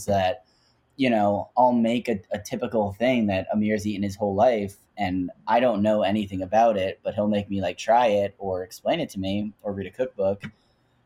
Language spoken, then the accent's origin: English; New Jersey, United States; I'm just from Jersey with a crazy Jewish mom